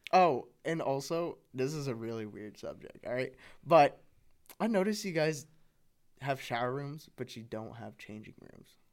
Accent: California, United States; now in Nebraska, United States; i'm from california the suburbs of california moving to the midwest

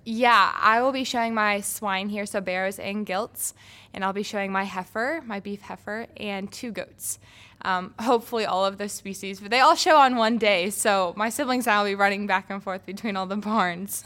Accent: Hancock County, Indiana, United States; in my county, Hancock County

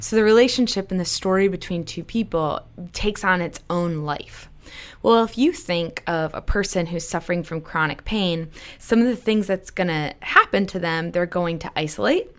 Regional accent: New Hampshire, United States; I'm from New Hampshire.

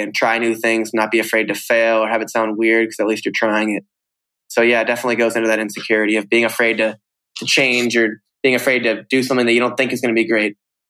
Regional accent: Vermont, United States; I think being here in Vermont, where I'm here right now, what's great for me is

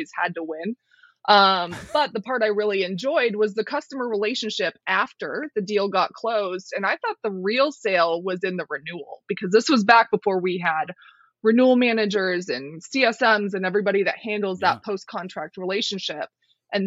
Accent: Colorado, United States; to Colorado. I moved back to my home state

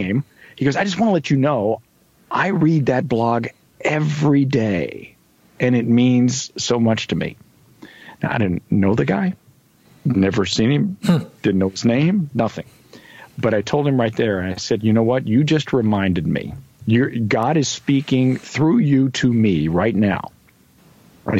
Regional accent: Kentucky, United States; I was born in Kentucky.

